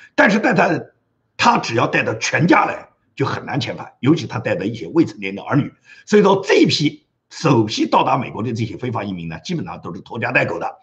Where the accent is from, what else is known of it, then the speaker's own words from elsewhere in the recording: Nanjing, Jiangsu, China; moved away; 是来自中国这个南京的这么一个家乡，啊，就是我的家乡是中国南京的